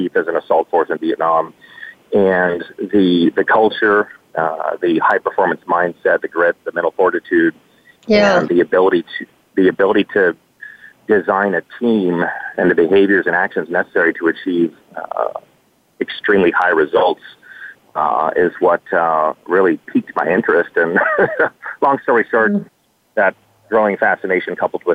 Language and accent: English; Dallas, Texas, United States; I grew up in Dallas